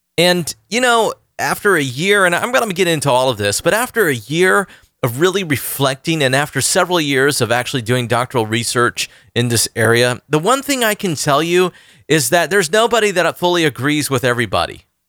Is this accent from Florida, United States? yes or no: yes; Orlando, Florida, United States; Orlando, Florida, my hometown